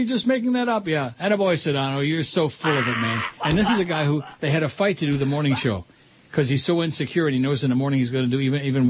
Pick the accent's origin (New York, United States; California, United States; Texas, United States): New York, United States; Brighton; I grew up in Brighton, New York, across from a Catholic school.